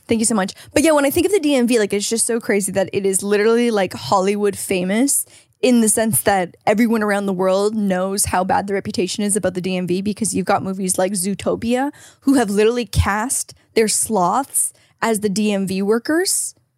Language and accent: English; Canada; now in California, United States; as a Canadian